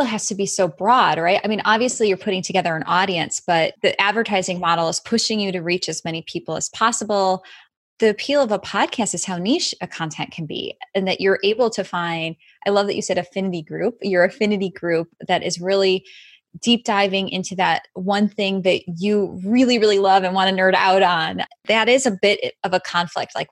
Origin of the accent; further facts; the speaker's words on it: Chicago, Illinois, United States; Chicago, which is my hometown